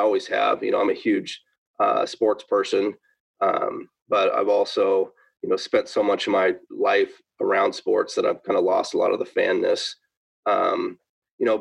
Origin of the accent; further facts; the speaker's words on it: Seattle, Washington, United States; I was born and raised in Seattle